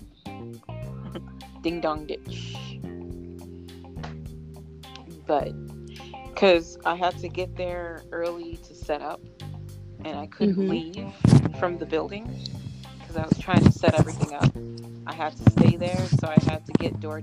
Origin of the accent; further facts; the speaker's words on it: Boston, Massachusetts, United States; also born or lived in Minneapolis; Boston, I grew up in Boston